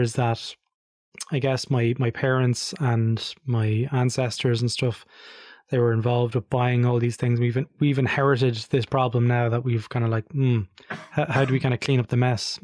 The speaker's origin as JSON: {"language": "English", "country": "Ireland", "said": "Being Irish, of course, we speak English."}